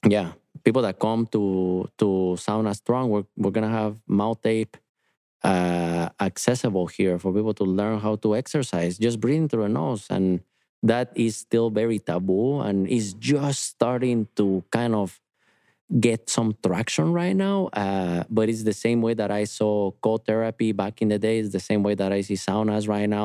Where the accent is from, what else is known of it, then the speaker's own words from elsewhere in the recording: Guatemala; moved away; I am from Guatemala, and I've been in front of volcanoes growing up